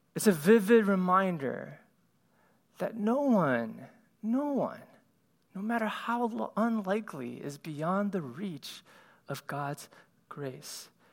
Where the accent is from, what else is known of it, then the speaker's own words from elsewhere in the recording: Cleveland, Ohio, United States; moved away; as an Asian kid growing up in Cleveland, Ohio